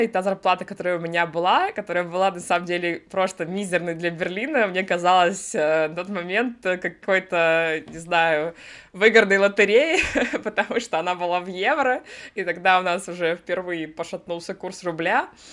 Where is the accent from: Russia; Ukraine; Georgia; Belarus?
Russia; moved away as an adult; also born or lived in United States / Sweden; now in Berlin, Germany; я из России, да, далеко не с юга